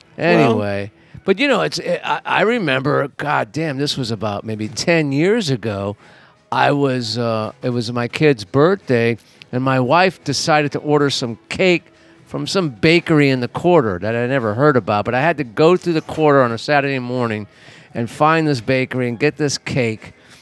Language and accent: English; Los Angeles, California, United States; I'm from Los Angeles.